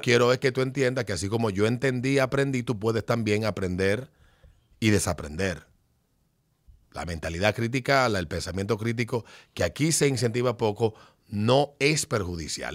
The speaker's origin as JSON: {"language": "Spanish", "country": "Dominican Republic"}